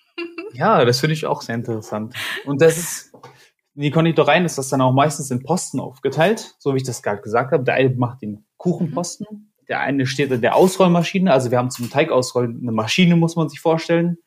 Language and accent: German; Kassel, Hesse, Germany; moved away as an adult; now in Cologne, Germany; ich habe meine Ausbildung gemacht, da wo ich herkomme, in Kassel